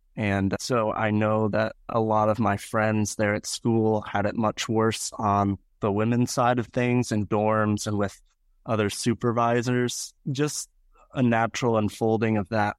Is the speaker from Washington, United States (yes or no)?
no; York, Pennsylvania, United States; moved away as an adult; also born or lived in Greenville, South Carolina; now in Presque Isle, United States; I was born and raised in York, Pennsylvania